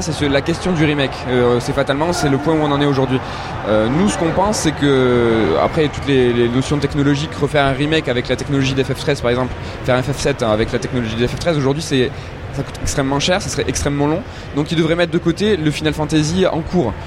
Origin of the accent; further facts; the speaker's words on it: Toulouse, Occitania, France; nous on est Toulousain de base